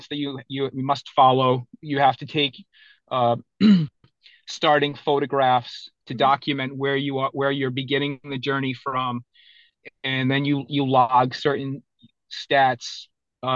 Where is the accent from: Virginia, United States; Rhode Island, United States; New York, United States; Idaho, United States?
Rhode Island, United States; now in Massachusetts, United States; I'm originally from Rhode Island. I currently live in Massachusetts.